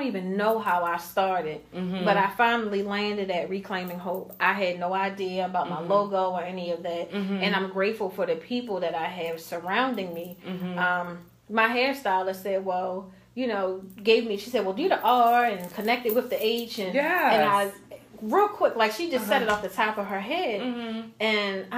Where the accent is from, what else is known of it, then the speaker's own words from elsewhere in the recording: Baltimore, Maryland, United States; I grew up in Baltimore City